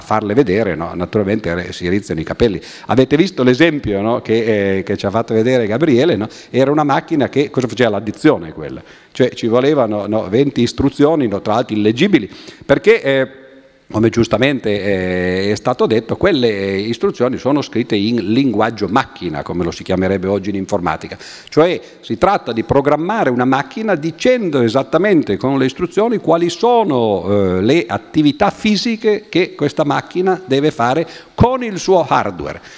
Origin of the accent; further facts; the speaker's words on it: Turin, Piedmont, Italy; noi veniamo da Torino